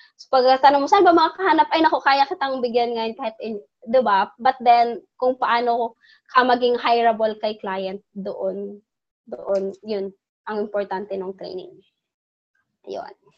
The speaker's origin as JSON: {"language": "Tagalog", "area": "Bohol", "region": "Central Visayas", "country": "Philippines", "said": "since taga Bohol ako, yan yung aming ano, Chocolate Hills. I live near that place."}